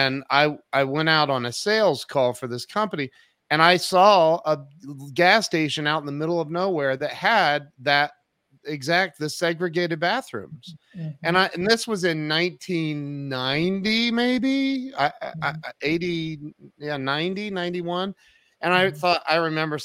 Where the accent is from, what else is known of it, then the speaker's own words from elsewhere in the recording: Ohio, United States; moved away as an adult; also born or lived in Kennesaw, Georgia; I grew up in Ohio